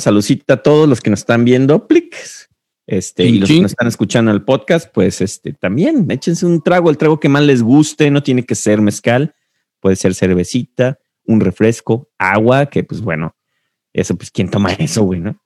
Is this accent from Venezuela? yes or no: no; Mexico; now in United States; como un mexicano que llegó a Estados Unidos